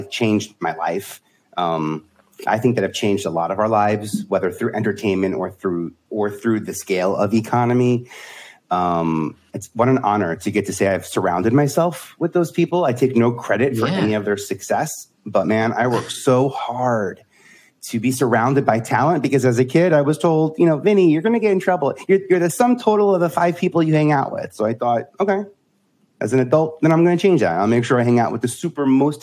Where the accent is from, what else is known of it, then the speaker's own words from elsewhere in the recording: New York City, New York, United States; I am born and raised in Staten Island, living in Brooklyn